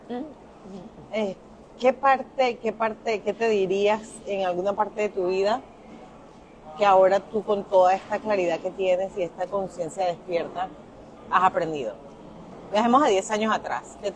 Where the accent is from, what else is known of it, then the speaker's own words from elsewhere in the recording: Dominican Republic; también dominicana y yo que, ok